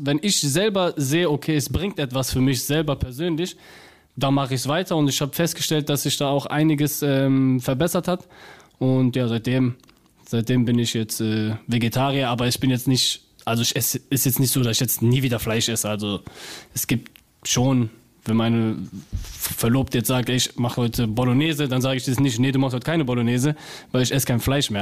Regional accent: Cologne, North Rhine-Westphalia, Germany; accent: Cologne; ich bin zwar eine Kölsche Jung

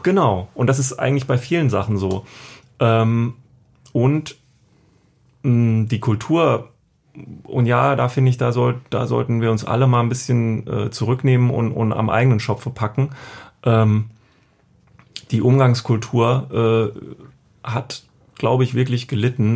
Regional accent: East Germany, Germany; ich bin äh, in der DDR geboren

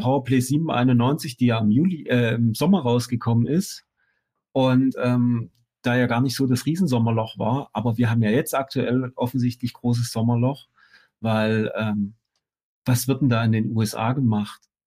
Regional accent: Chemnitz, Saxony, Germany; bei uns in Chemnitz

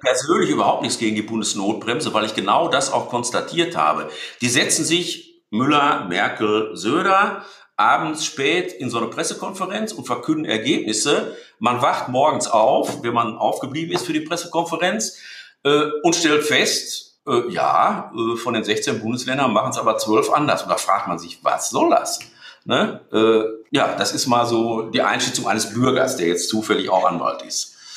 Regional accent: Dortmund, North Rhine-Westphalia, Germany; ich bin in Dortmund geboren. ich bin Dortmunder. Ich bin typischer Ruhrgebietsmensch. Ich bin Westfale.

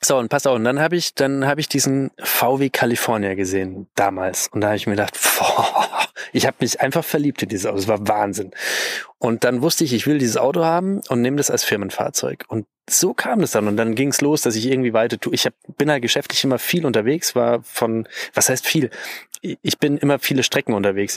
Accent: Bavaria, Germany; bei uns in Bayern

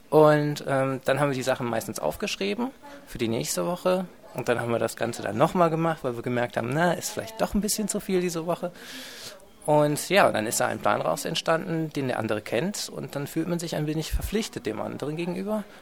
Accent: Aachen, North Rhine-Westphalia, Germany; now in Dresden, Germany; Ich komme ursprünglich aus Aachen und wohne jetzt in Dresden und studiere hier an der HTW Dresden

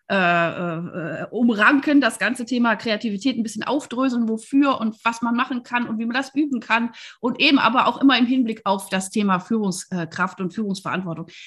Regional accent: Wuppertal, North Rhine-Westphalia, Germany; Ich bin tatsächlich als Kind in der Lange Straße groß geworden, in Wuppertal wohlgemerkt

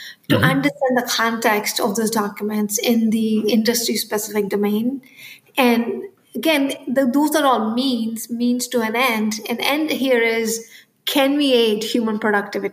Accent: India; moved away; I grew up in India

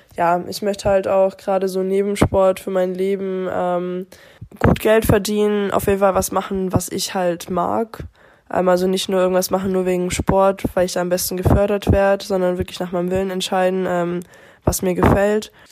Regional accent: Germany; im eigenen Heimland

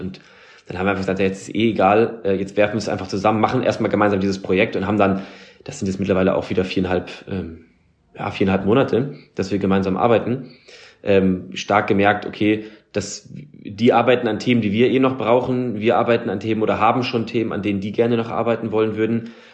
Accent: Germany; wir als Deutsche

